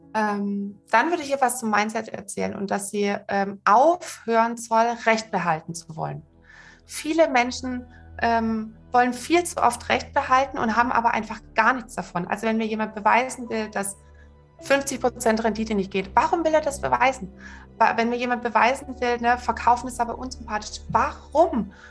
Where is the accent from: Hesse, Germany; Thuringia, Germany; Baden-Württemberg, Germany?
Baden-Württemberg, Germany; Swabia; ich bin äh, im Schwabenland aufgewachsen